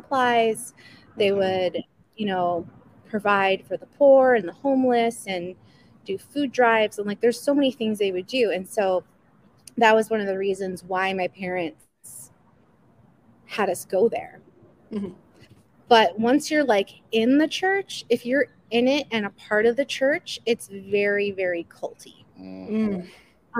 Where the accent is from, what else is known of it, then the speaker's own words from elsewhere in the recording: Chicago, Illinois, United States; moved away; also born or lived in Jackson, Mississippi; I grew up in Chicago